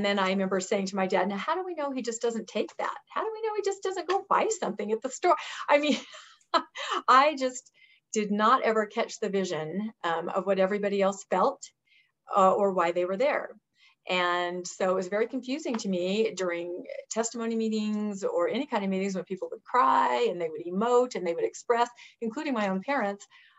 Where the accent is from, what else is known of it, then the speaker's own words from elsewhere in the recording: Washington, United States; I grew up in Washington State, the southeastern corner, and my parents were very active LDS